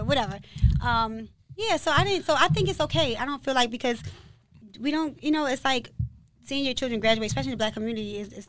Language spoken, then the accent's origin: English; Baltimore, Maryland, United States; I went to Milford Mill Academy in Baltimore. I'm from Baltimore, but it's a county school. And I moved from the city to the county because I was fighting in the city and I was getting in trouble.